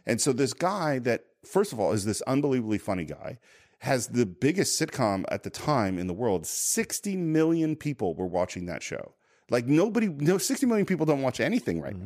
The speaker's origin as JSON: {"language": "English", "town": "Tiburon", "region": "California", "country": "United States", "tie": "born or raised there", "said": "I grew up in San Francisco"}